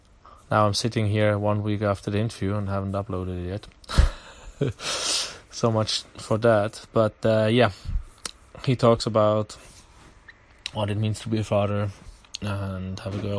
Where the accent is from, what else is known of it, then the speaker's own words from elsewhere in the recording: Basel, Basel-Stadt, Switzerland; Again, he's from my hometown, Basel, but we did it in English.